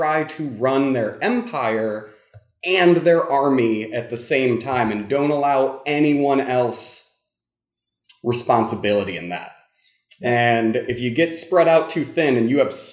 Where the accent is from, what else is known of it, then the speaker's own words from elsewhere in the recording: United States; I am an American